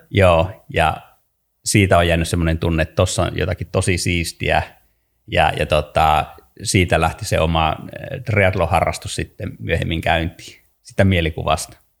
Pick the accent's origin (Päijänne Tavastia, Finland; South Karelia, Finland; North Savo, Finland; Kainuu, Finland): Kainuu, Finland; on syntynyt Kainuussa ää, äh, maalla ja tottunut, tottunut ja elänyt nuoruuteni maalla